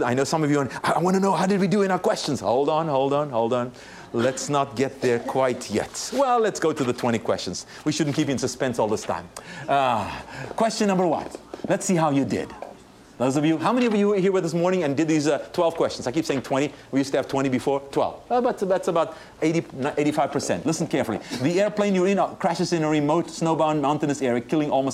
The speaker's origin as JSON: {"language": "English", "country": "South Africa", "tie": "born or raised there", "moved": "yes", "lives_now": "United States", "said": "I was born and raised in South Africa"}